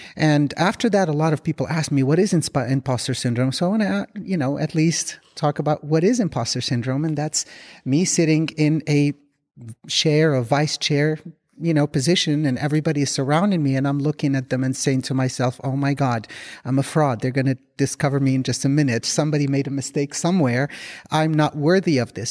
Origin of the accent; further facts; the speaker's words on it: Morocco; moved away; We're both from Morocco